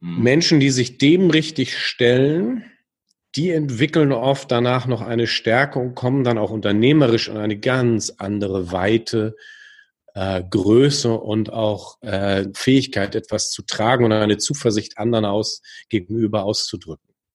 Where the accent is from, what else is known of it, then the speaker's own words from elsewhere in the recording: Germany; als Deutsche